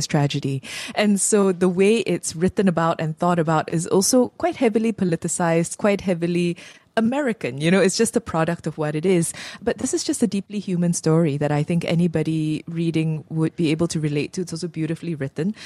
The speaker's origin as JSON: {"language": "English", "country": "Malaysia", "said": "as a Malaysian who isn't of Bumiputra descent"}